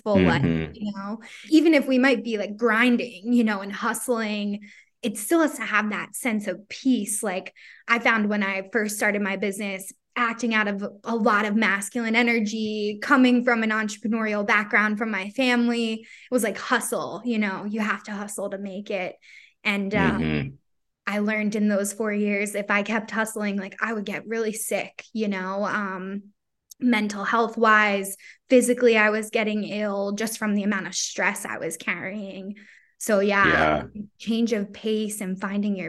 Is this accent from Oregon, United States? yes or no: no; Philadelphia, Pennsylvania, United States; also born or lived in Virginia; I'm from Philly